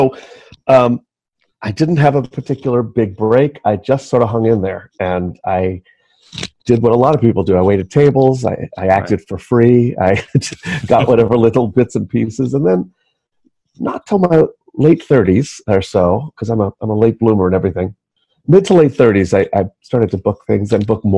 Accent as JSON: {"language": "English", "town": "New York City", "region": "New York", "country": "United States", "tie": "born or raised there", "said": "I was born and raised in New York City."}